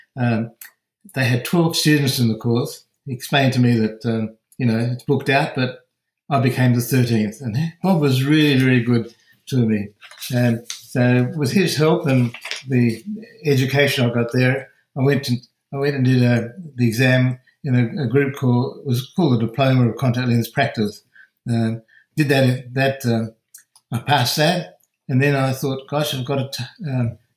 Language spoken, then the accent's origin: English; Perth, Western Australia, Australia